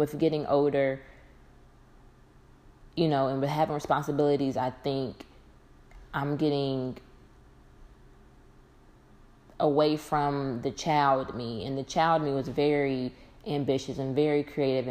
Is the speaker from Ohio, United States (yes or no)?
yes; Dayton, Ohio, United States; now in Atlanta, United States; I currently reside in Atlanta, Georgia. I've been here for quite some time. I'm originally from Dayton, Ohio